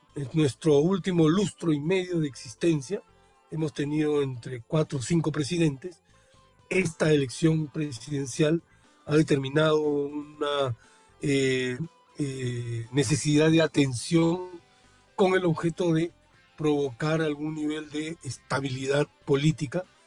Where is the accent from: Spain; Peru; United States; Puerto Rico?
Peru; nuestro país